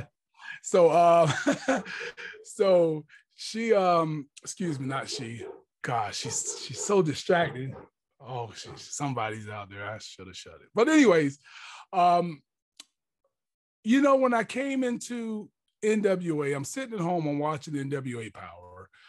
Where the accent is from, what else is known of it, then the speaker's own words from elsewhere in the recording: Jacksonville, Florida, United States; growing up in Jacksonville, Florida, Duval County